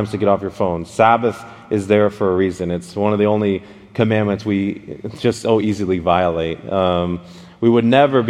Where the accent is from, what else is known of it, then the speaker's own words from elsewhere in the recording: Dallas, Texas, United States; I'm from Dallas, Texas